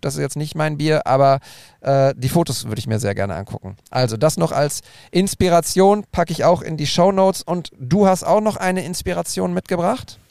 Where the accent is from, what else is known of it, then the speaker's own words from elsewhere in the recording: Bochum, North Rhine-Westphalia, Germany; mit Bochum, mit meiner Heimat